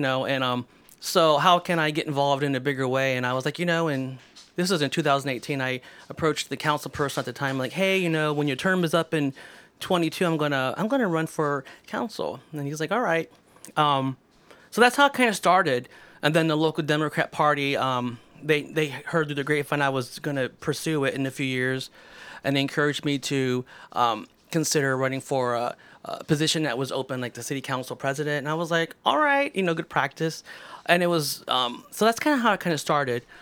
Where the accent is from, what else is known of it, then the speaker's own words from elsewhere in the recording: Mansfield, Ohio, United States; also born or lived in Texas / Columbus, Ohio; my brother and I were born in Texas, so m, when we moved here when we were little, uh, we've been in Mansfield most of our life